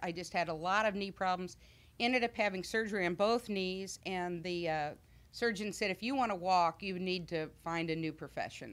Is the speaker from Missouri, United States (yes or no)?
yes; Missouri, United States; moved away as an adult; now in Illinois, United States; I'm from Middle Missouri